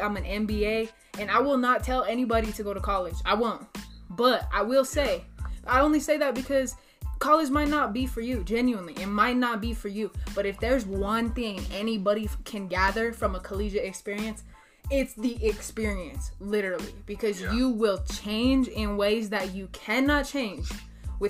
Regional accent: Raton, New Mexico, United States; I'm a small town kid from Raton, New Mexico

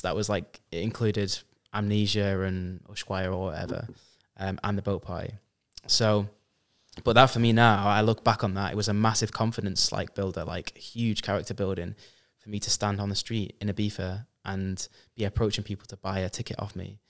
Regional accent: Preston, North West England, United Kingdom; I am from Preston, UK, but I've been sort of everywhere around Europe and the world

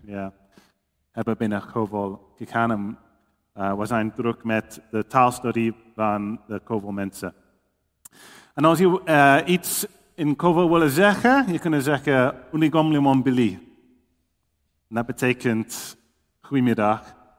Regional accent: England, United Kingdom; Dutch is a second language; moved away as an adult; now in Papua New Guinea; ik kom uit Engeland. Je kunt het wel horen, denk ik

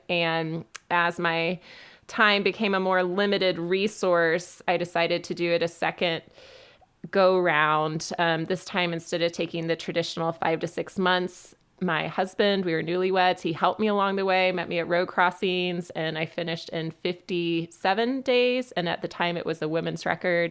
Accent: Western North Carolina, United States; also born or lived in Birmingham, Alabama; I grew up in Western North Carolina

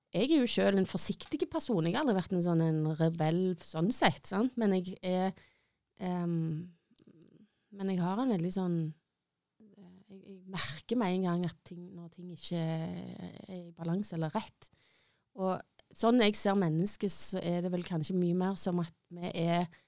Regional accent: Stavanger, Rogaland, Norway; har bodd i Stavanger hele livet mitt

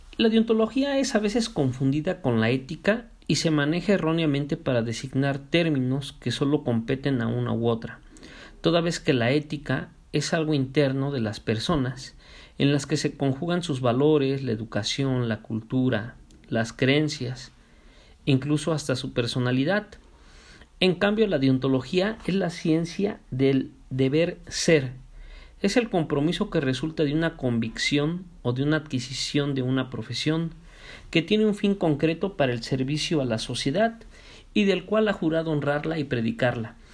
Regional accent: Mexico; nosotros como mexicanos

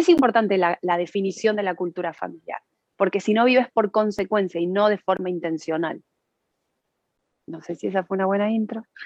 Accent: Argentina; now in Spain; nos criamos en el mismo país y hemos tenido dos realidades absolutamente diferentes. Eh, yo, nosotros nacimos en Argentina

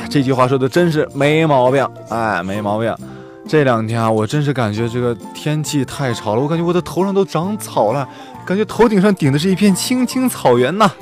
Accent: northern China, China; moved away as an adult; 我作为一个北方人啊

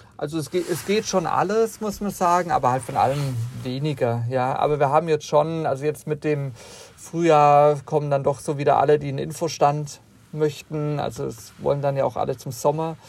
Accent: Southern Germany, Germany; ich komme selber aus Süddeutschland

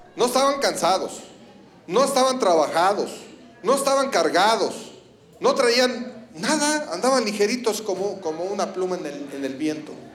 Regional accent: Ecatepec, State of Mexico, Mexico; soy de Catepec

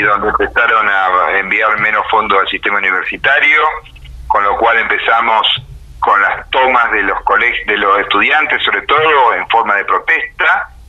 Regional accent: Argentina

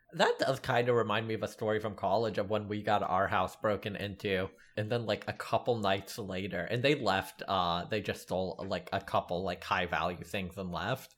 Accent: the South, United States; Growing up in the South

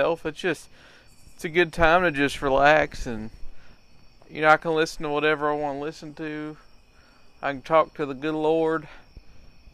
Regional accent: United States; They realized I was from the States

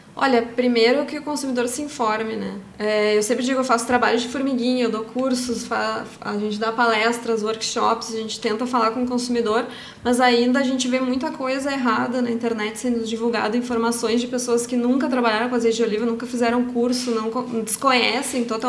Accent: Brazil; como brasileira

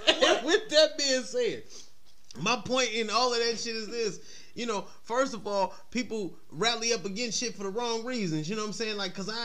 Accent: Detroit, Michigan, United States; moved away; I'm from Detroit, bitch.

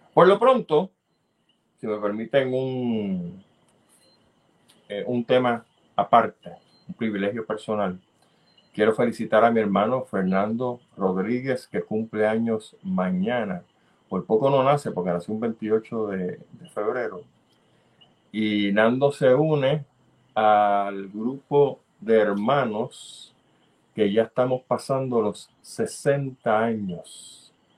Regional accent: Puerto Rico; nosotros como buenos puertorriqueños

